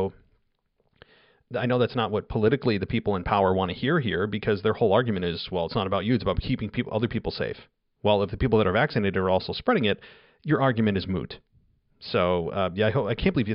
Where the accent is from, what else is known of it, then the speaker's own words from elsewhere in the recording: New York, United States; I tell people I'm from New York and they automatically assume I'm from New York City, and I'm not